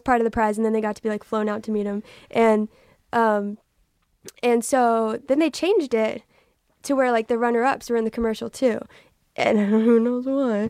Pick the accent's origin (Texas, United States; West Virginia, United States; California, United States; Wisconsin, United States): Texas, United States; I'm from Texas.